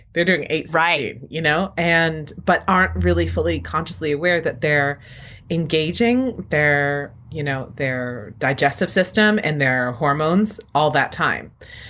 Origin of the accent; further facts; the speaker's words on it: New England, United States; I'm sitting here at home using Dunkin' Donuts brand coffee because I'm from New England and it tastes like home to me.